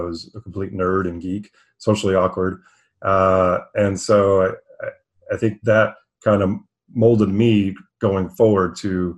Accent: Texas, United States; moved away as an adult; also born or lived in Los Angeles; I was born and raised in Texas

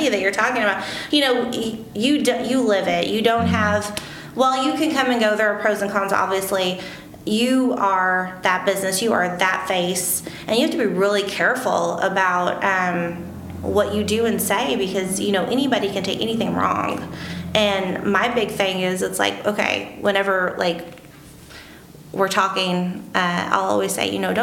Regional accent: Marion, Illinois, United States; also born or lived in Johnston City; I was born and raised in Marion

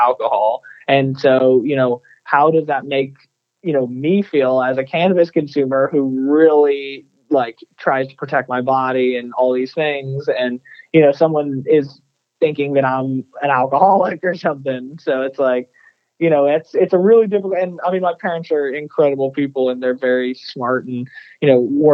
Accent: Texas, United States; growing up in Texas, you know, reading Texas textbooks

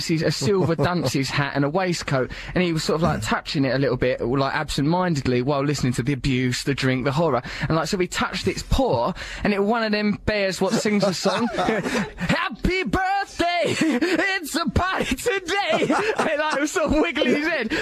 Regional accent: London, United Kingdom; everyone called me …, because I'm from London.

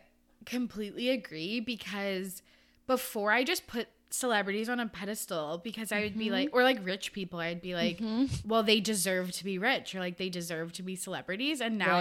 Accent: British Columbia, Canada; also born or lived in Vancouver Island; now in Victoria, Canada; I'm from Canada and I am from a small town in the interior of BC, but I've lived on Vancouver Island for like 12 years.

